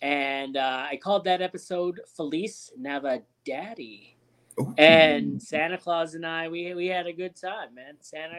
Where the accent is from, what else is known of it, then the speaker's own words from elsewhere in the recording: Ontario, Canada; moved away; we're from Ontario.